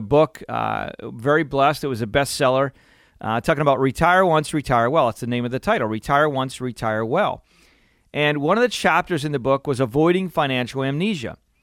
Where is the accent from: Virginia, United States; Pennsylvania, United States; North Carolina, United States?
Pennsylvania, United States; I'm growing up in Pennsylvania and it's a beautiful area